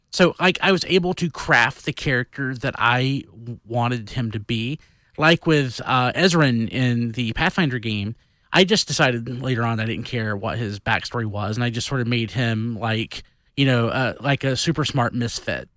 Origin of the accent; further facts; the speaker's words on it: the Bible Belt, United States; growing up in the Bible Belt, in the thickest, thickest part of the Bible Belt